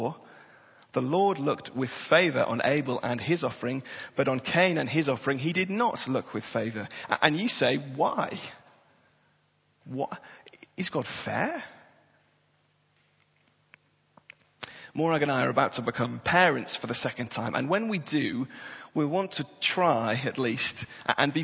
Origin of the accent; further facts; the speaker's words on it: Tyneside, North East England, United Kingdom; I was born and bred on Tyneside